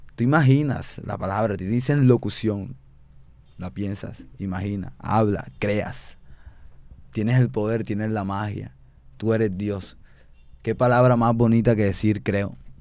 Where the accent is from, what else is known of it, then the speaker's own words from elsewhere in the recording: Barranquilla, Atlántico, Colombia; soy de las Malvinas